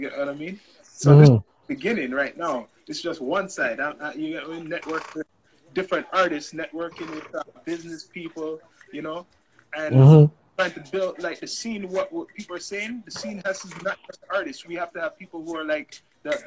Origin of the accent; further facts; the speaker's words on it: Canada; I was that guy from Canada